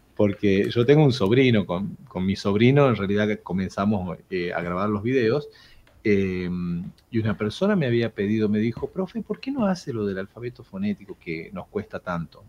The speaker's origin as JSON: {"language": "Spanish", "region": "Jujuy", "country": "Argentina", "moved": "as an adult", "lives_now": "Tucumán, Argentina", "said": "yo de hecho soy de Jujuy, pero ya me considero tucumano, vivo aquí desde el año 2003"}